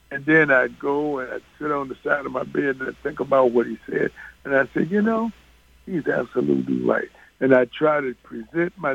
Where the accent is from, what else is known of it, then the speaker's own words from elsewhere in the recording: New York, United States; I knew of Nate when he was in high school because we're both from the New York